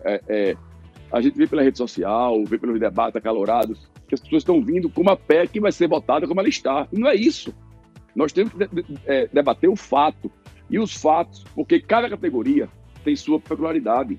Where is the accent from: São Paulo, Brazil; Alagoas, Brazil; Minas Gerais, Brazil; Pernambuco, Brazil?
Pernambuco, Brazil; eu sou pernambucano, muito orgulho nordestino